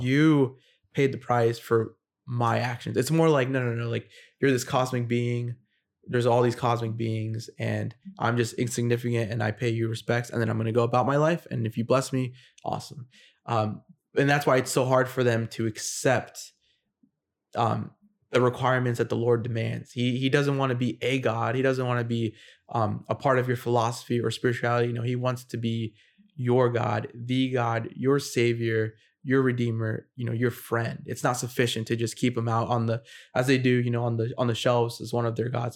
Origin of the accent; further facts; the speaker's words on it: United States; I'm an American who is in the military and I'm in Japan